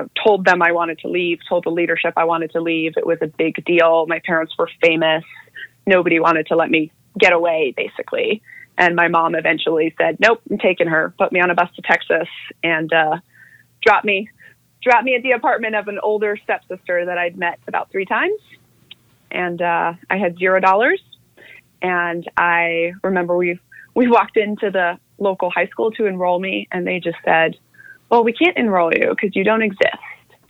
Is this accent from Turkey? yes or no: no; Manila, Metro Manila, Philippines; born there; So I was born in Manila in the Philippines, and I was born as the third generation member of one of the more notorious religious cults known as the Children of God.